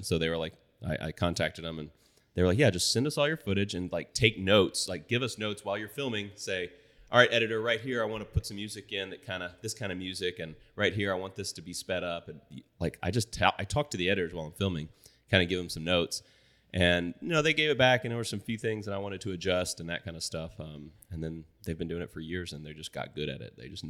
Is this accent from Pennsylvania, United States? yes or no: no; Boerne, Texas, United States; born or raised there